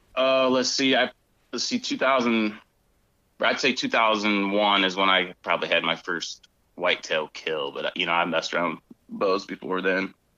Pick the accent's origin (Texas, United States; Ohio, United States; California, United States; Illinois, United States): Ohio, United States; North Central; I grew up in North Central Ohio